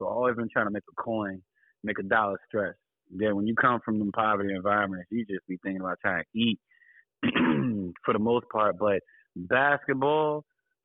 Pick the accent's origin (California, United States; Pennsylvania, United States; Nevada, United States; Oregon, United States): Pennsylvania, United States; Philadelphia; now in Houston, United States; I'm residing in Houston, Texas, but I'm originally from Philadelphia, migrated to the DMV, shout out PG County, you know, MoCo